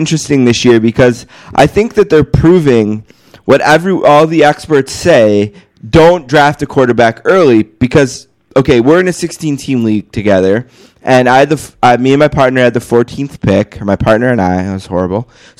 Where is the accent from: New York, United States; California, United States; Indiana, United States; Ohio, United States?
New York, United States; Buffalo; I am from Buffalo, but I've been a Saints fan since age 7.